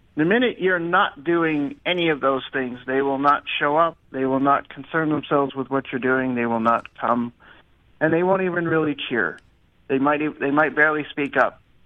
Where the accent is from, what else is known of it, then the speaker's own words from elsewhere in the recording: the East, East Coast, United States; now in Los Angeles, United States; I'm from the East, but I live in LA now